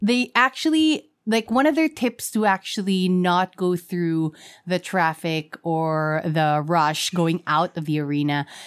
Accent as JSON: {"language": "English", "town": "Quezon City", "region": "Metro Manila", "country": "Philippines", "said": "I'm from Quezon City"}